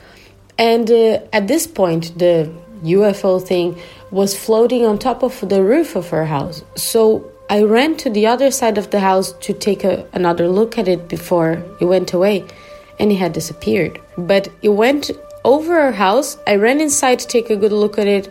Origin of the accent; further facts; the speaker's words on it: southern Brazil, Brazil; now in Germany; the house I grew up in Brazil, in the southern part of Brazil